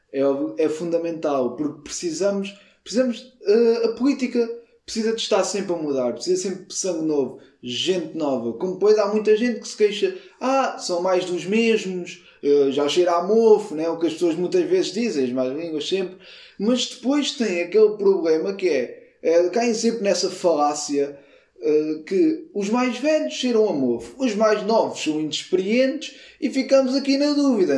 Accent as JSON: {"language": "Portuguese", "town": "Aveiras", "region": "Lisbon", "country": "Portugal", "said": "E eu sou de Aveiras, que é muito perto da Zambuja."}